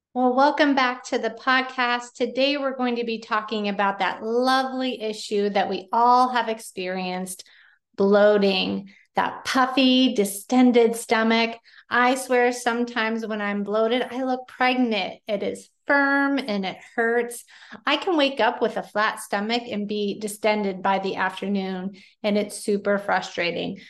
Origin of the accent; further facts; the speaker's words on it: Pennsylvania, United States; Yes, I say pop. I am from Pennsylvania